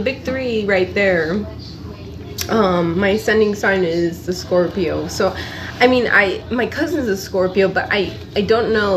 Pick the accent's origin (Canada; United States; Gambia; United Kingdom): United States; Los Angeles, California; also born or lived in Panorama City, California; I grew up in those two cities of Echo Park and Granada Hills